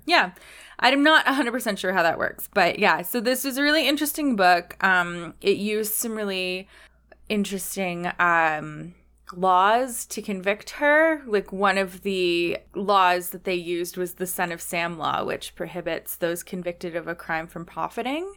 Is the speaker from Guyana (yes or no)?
no; Canada; as a Canadian